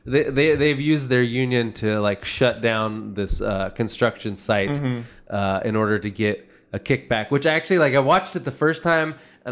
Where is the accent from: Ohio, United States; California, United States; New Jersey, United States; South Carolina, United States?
California, United States; Fresno; I grew up in Fresno, where the air's bad.